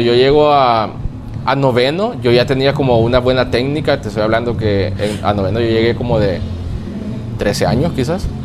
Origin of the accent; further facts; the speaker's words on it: Lourdes, La Libertad, El Salvador; nací en Lourdes y me crié toda la niñez en Lourdes. Lourdes, eh, San, Lourdes es de la libertad